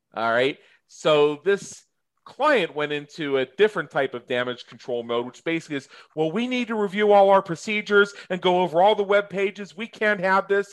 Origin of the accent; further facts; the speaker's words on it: United States; I'm American. I'm in the United States of America.